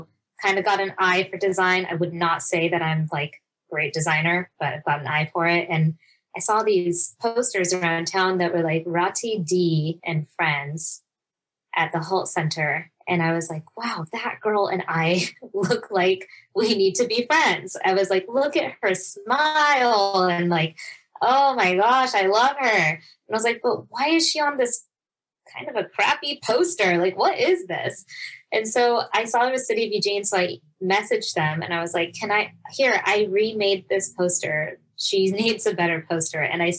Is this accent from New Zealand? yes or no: no; Kenya; And I was like, I'm Kenyan and that sounds perfect.